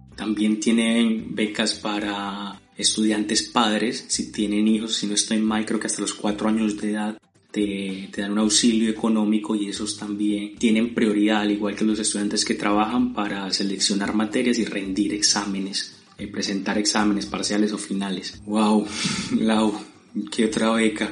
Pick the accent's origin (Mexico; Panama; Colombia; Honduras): Colombia; moved away as an adult; now in Argentina; mi país natal Colombia